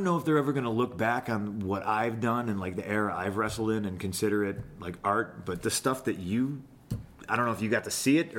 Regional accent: Lockport, United States; I was born in the city and I grew up in a place called Lockport.

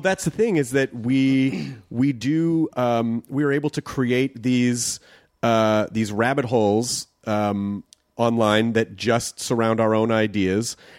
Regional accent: the South, United States; I grew up in the South

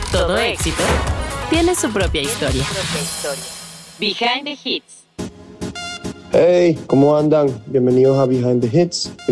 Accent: Venezuela; also born or lived in Saint Vincent and the Grenadines / Namibia; Viví en San Vicente de las Granadinas cuatro años y después viví seis años en Namibia, país al sur de África. Y así fue que me crié. Después, cuando, después a los 10 años, fue que, fue que fui a, a Venezuela y ahí pasé 17 años de mi vida.

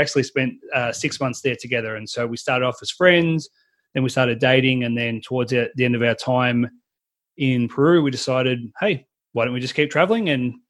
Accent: Melbourne, Victoria, Australia; I am Australian from Melbourne, the best city in the world.

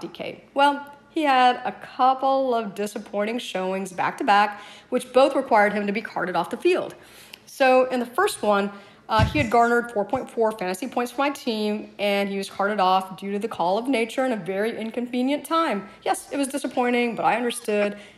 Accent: the South, United States; I grew up in the South

